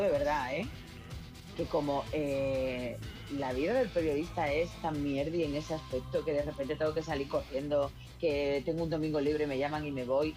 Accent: Spain; somos los españoles

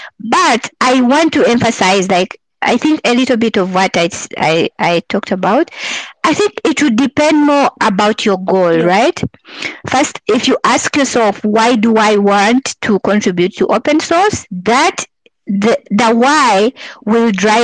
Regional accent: Uganda; moved away as an adult; now in Canada; I'm from Uganda, so that's where I was living at the time.

